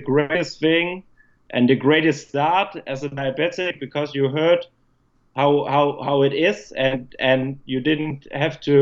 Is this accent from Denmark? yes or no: yes; Denmark; moved away; at that time I was still in my home country. I was in Denmark lived in Denmark